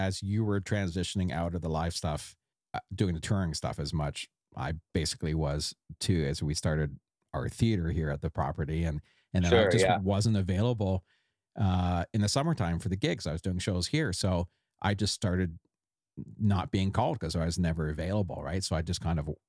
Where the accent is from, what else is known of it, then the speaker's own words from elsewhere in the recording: Canada; as Canadian artists